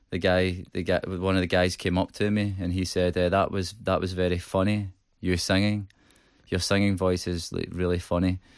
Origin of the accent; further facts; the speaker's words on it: Manchester, North West England, United Kingdom; I come from Manchester.